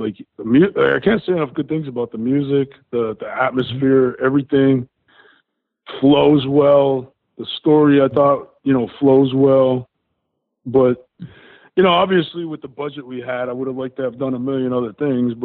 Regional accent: Coaldale, Pennsylvania, United States; the Angela Theater in Coaldale. That's my hometown theater.

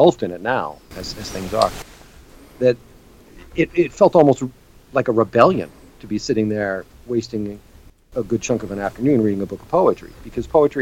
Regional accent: United States; I'm American

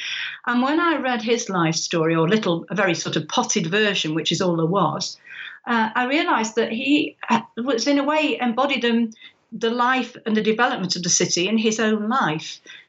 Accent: near Manchester, North West England, United Kingdom; Well, I was born very close to Manchester and was brought up by a father who was very, very proud of being a Mancunian.

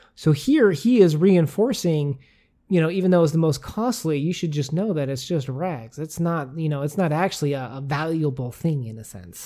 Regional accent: United States; we as an American

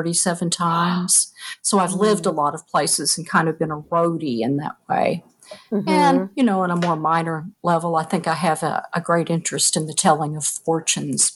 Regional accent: Eastern Kentucky, United States; I grew up in Eastern Kentucky

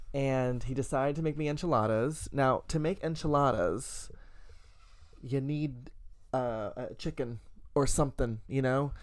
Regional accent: the South, United States; I was raised in the South

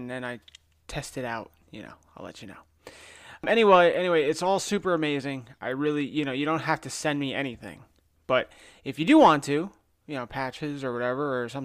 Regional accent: New Jersey, United States; moved away as an adult; also born or lived in Connecticut; now in Florida, United States; I'm a city cop in Florida, born and raised in New Jersey, went to school in Connecticut, came down here

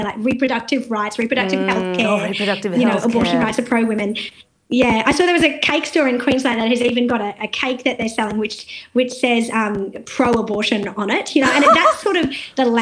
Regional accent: India; also born or lived in South Australia; now in Australia; And I'm Indian, and I know that the country that I'm from

